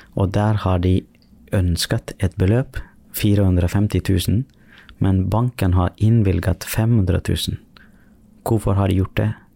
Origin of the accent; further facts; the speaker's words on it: Sri Lanka; now in Norway; Jeg er opprinnelig fra Sri Lanka